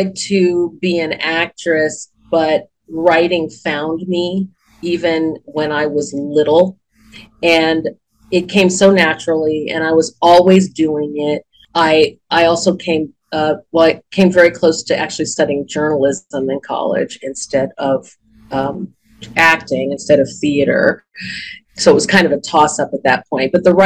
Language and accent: English; Ithaca, New York, United States; moved away as an adult; also born or lived in Chicago / Southern California; now in Phoenix, United States; I was born and raised in upstate New York. I was born in Ithaca, New York